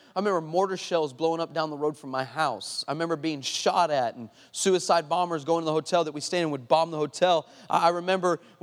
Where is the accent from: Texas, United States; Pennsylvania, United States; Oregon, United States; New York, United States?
Texas, United States; El Paso; moved away; I'm originally from El Paso, Texas